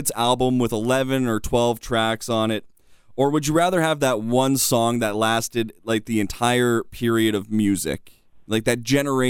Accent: Thunder Bay, Ontario, Canada; I'm from Thunder Bay.

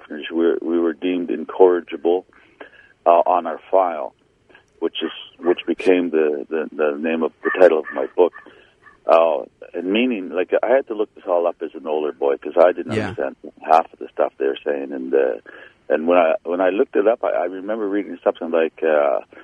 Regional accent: Saugeen First Nation, southern Ontario, Canada; I was born on the Saugeen First Nation in Ontario, southern Ontario.

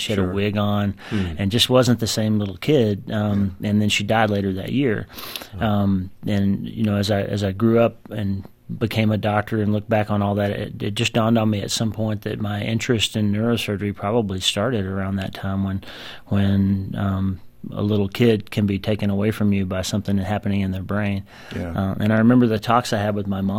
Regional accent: United States; growing up in the United States and practicing in the United States

